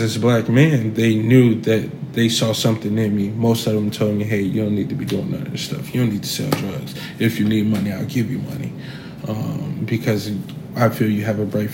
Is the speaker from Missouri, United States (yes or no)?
no; Chicago, Illinois, United States; I'm from Chicago, South Side of Chicago, Inglewood area. So I grew up saggy pants